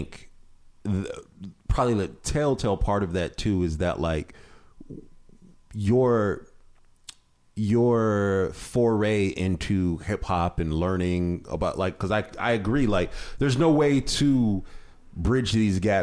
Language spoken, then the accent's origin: English; Ohio, United States; moved away; I grew up in Ohio